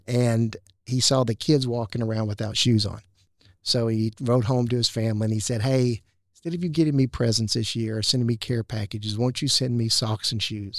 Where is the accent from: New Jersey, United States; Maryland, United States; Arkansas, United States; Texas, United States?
Arkansas, United States; Hot Springs; I grew up in Hot Springs